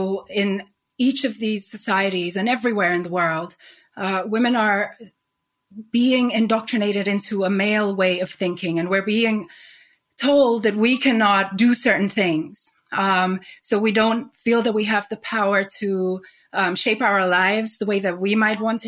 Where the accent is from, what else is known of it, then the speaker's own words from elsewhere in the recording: Nigeria; also born or lived in Sweden / Spain / New York; now in London, United Kingdom; So growing up in Nigeria